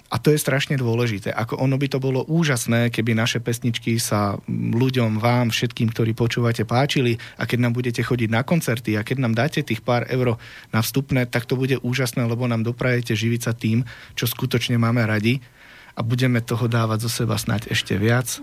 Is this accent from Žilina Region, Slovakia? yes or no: no; Prievidza, Trenčín Region, Slovakia; u nás doma v Prievidzi, však tam je v každom druhom vchode je muzikant